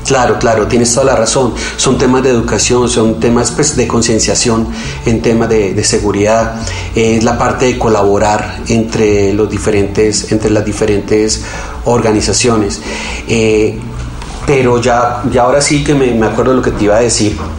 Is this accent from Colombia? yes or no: yes; Colombia; quedamos un team de 8 colombianos